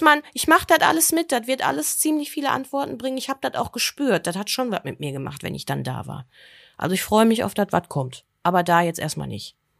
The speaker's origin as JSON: {"language": "German", "country": "Germany", "said": "bei uns in Deutschland"}